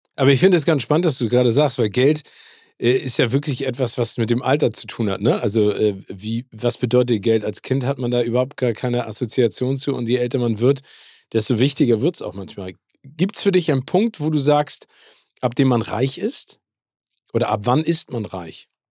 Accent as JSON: {"language": "German", "region": "Hamburg", "country": "Germany", "tie": "born or raised there", "said": "in meiner Heimat Hamburg"}